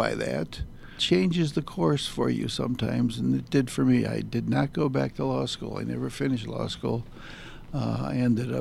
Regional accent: Palatine, Illinois, United States; I grew up in Palatine, and St. Teresa didn't have a school

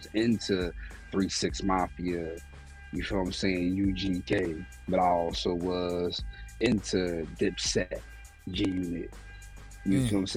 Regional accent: Philadelphia, Pennsylvania, United States; I'm from West Philly, born and raised.

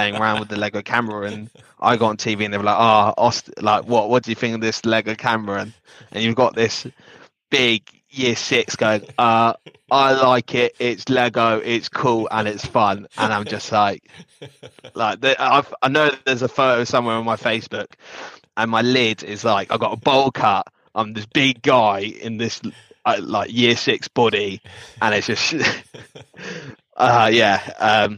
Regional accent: Slough, South East England, United Kingdom; also born or lived in Windsor; I grew up in Slough.

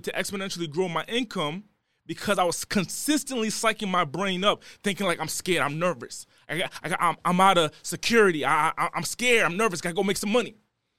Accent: Rhode Island, United States; So I'm originally from the East Coast. I'm from the smallest city in the country, okay? I'm from the smallest state in the country, and I was raised in one of the smallest cities in that state.

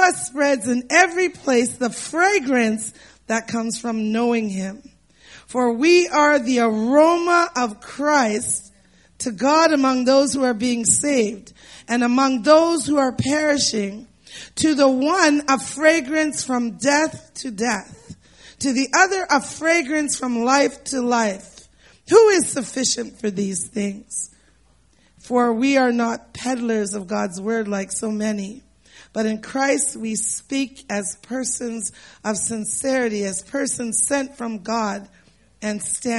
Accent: Canada; as Canadians

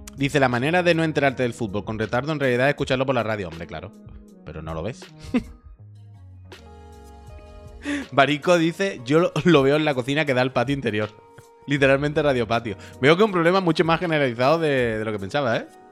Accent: Andalusia, Spain; accent: Andalusian; es mi acento andaluz

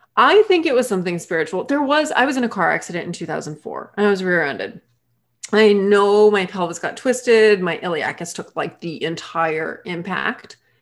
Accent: Massachusetts, United States; moved away as an adult; also born or lived in Maine / North Carolina / Hawaii / Barbados; I grew up in Massachusetts

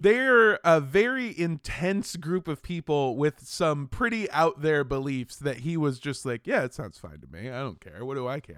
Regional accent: Los Angeles, California, United States; I grew up in Los Angeles

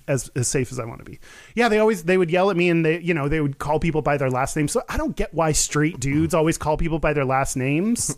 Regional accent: Texas, United States; growing up in Texas

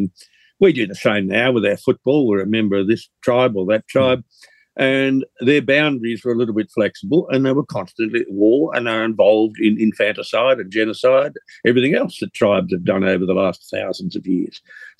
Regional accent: Australia; I was born in Australia, therefore I'm an Indigenous

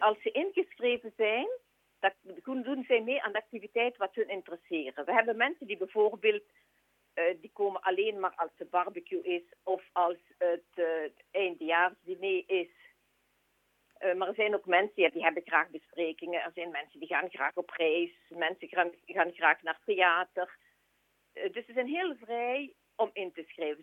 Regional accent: Sint-Pieters-Voeren, Flanders, Belgium; ik zelf van Sint-Pieter ben

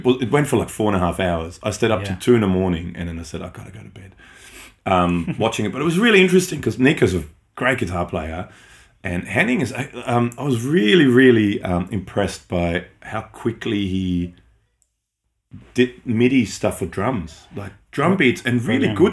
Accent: Austria; first language German; English is a second language; moved away; I grew up in Austria, so that's my native language.

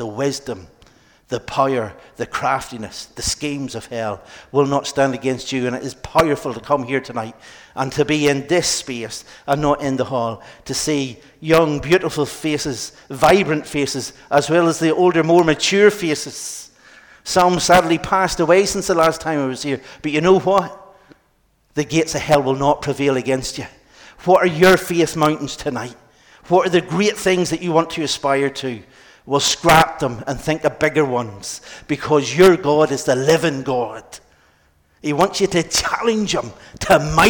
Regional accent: Ballymena, Northern Ireland, United Kingdom; now in Dublin, Ireland; I'm from Ballymena

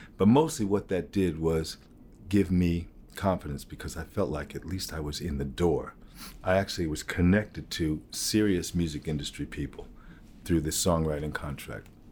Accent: United States; being an American, African-American artist who, who played roots music

